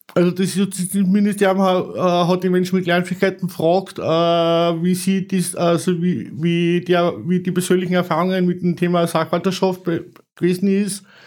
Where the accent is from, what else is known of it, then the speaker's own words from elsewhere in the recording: Salzburg, Austria; bei uns in Salzburg